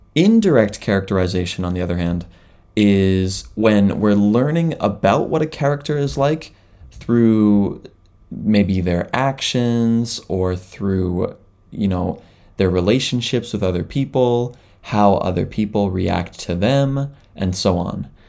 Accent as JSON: {"language": "English", "country": "Canada", "moved": "yes", "lives_now": "Japan", "said": "I am a Canadian living in Japan"}